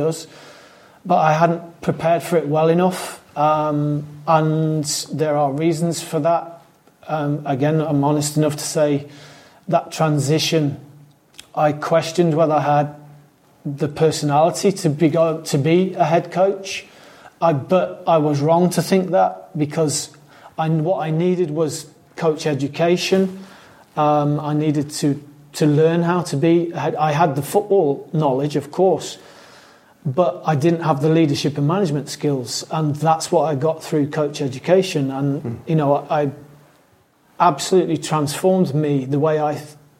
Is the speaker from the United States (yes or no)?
no; England, United Kingdom; also born or lived in Scotland; I was born in Scotland, but raised in England